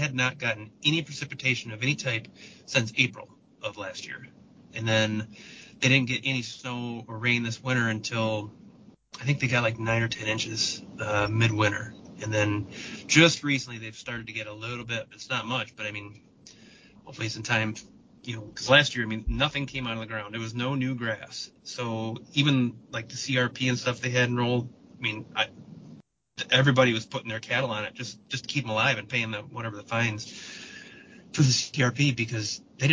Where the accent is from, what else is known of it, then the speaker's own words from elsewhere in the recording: Michigan, United States; here in Michigan, my home state